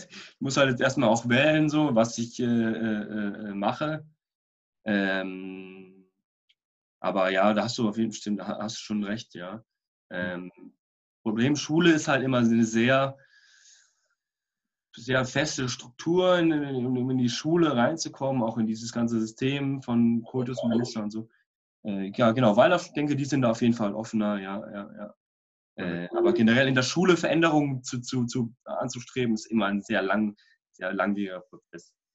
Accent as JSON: {"language": "German", "town": "Freiburg", "region": "Baden-Württemberg", "country": "Germany", "tie": "born or raised there", "said": "Warum Freiburg? Weil es meine Heimatstadt ist und weil ich hier wohnen möchte"}